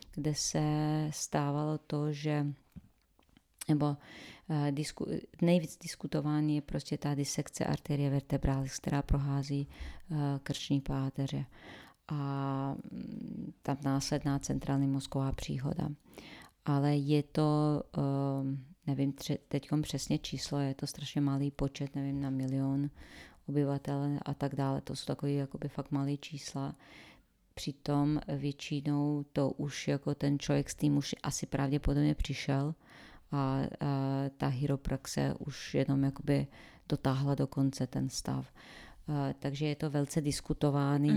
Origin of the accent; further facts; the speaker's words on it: Sarajevo, Federation of Bosnia and Herzegovina, Bosnia & Herzegovina; Czech is a second language; moved away as an adult; also born or lived in Croatia; now in Czech Republic; původem se ze Sarajeva a v Sarajevu po válce jsem studovala přírodovědu